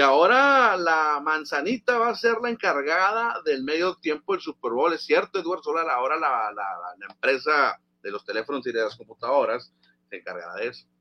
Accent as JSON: {"language": "Spanish", "country": "Mexico", "said": "como mexicano"}